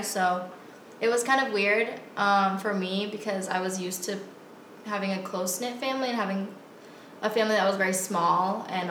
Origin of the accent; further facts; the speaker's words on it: Tucson, Arizona, United States; I grew up in Tucson, Arizona. So most of my family that lived here in Tucson was part of my dad's side, and that wasn't my Filipino side.